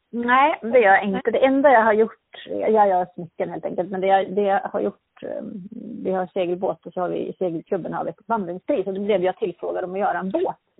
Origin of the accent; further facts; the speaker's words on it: Örnsköldsvik, Västernorrland County, Sweden; moved away as an adult; also born or lived in Härnösand; now in Sundsvall, Sweden; jag är född i Örnsköldsvik i Norrland